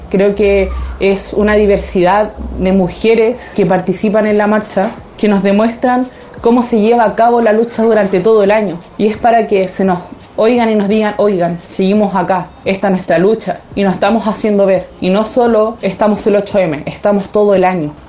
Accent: Chile; soy una ciberactivista chilena

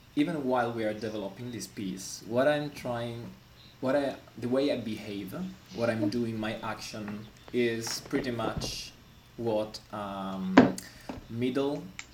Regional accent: Italy; English is a second language; moved away as an adult; now in Melbourne, Australia; I come from Italy. I came here in Melbourne 4.5 years ago.

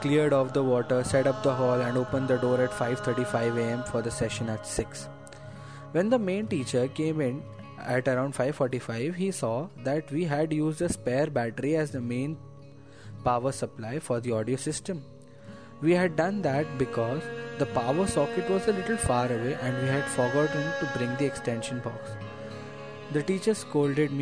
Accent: Chennai, Tamil Nadu, India; moved away; I had been born and brought up in Chennai and the city had been dear to me

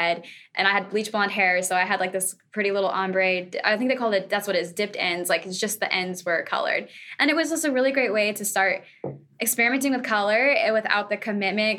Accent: Florida, United States; Well, I'm a Florida girl. I was born and raised in Florida

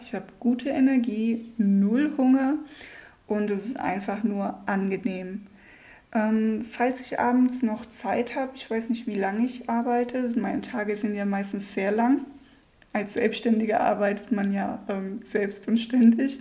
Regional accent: Germany; moved away; als Deutsche

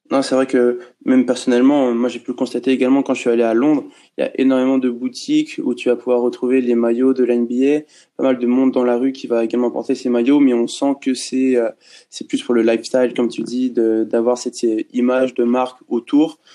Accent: France; nous, en tant que Français fans de basket

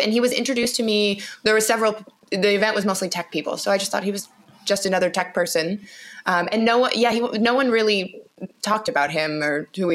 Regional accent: Canada; I'm from Canada, born and raised in Canada

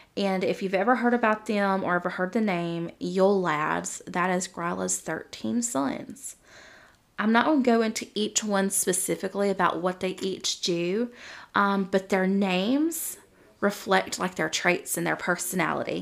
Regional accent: the South, United States; I'm from the South. I grew up in a Southern Baptist home

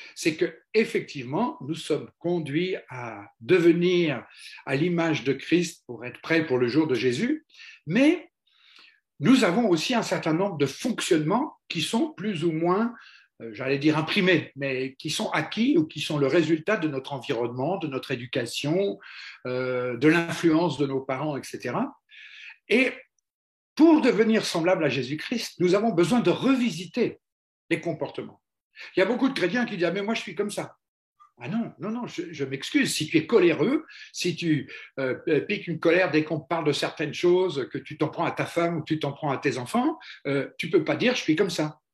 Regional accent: France; on est français

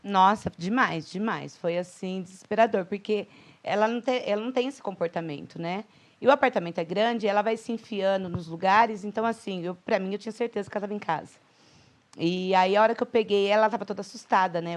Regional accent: Itatiba, São Paulo, Brazil; moved away as an adult; also born or lived in Valinhos; now in Campinas, Brazil; Eu sou um pouquinho mais interior, eu sou de Itatiba

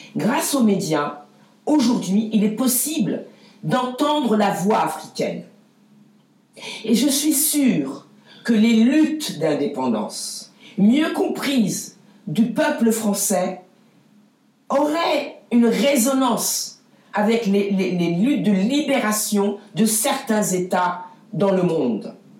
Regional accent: France; je suis française

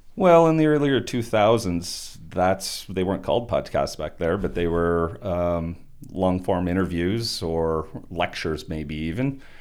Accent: Turtleford, Saskatchewan, Canada; I grew up in, on a family farm just outside of Turtleford

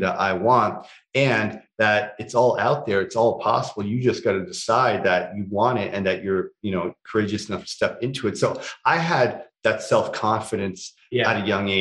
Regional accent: Toronto, Ontario, Canada; growing up in Scarborough

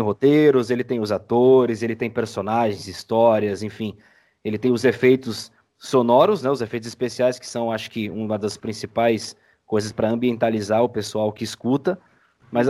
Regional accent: São Paulo, Brazil; Sou de São Paulo

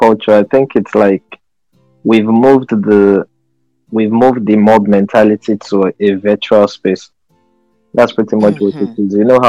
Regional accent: Nigeria; I'm Nigerian, Yoruba

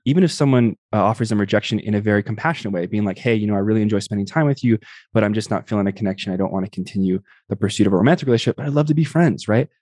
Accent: Tucson, Arizona, United States; I grew up in the Southwest Barrios in Tucson, Arizona

